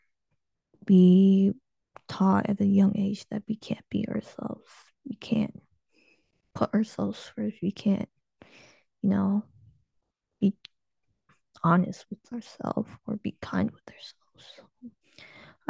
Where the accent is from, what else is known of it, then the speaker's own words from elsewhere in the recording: United States; I was born in the United States